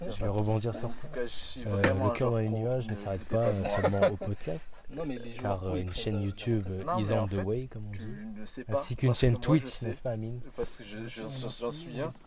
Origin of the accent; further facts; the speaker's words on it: France; born there; Je suis portugais, j'aime Guimarães. Je suis né en France, je suis portugais.